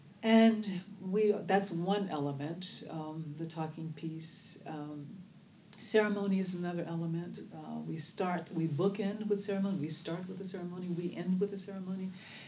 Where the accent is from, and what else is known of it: Oakland, California, United States